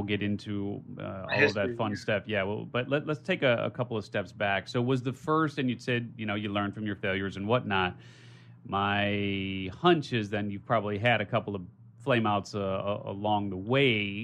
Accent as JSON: {"language": "English", "town": "Chicago", "region": "Illinois", "country": "United States", "tie": "born or raised there", "moved": "as an adult", "lives_now": "San Diego, United States", "said": "I grew up in Chicago, did 44 years. I did my time there before moving to San Diego."}